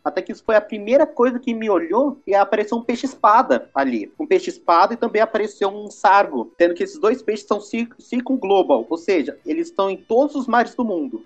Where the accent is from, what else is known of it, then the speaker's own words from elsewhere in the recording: Brazil; nós brasileiros